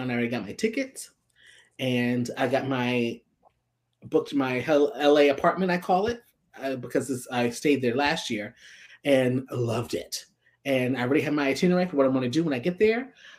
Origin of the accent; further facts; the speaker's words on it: New York City, New York, United States; I'm from Brooklyn.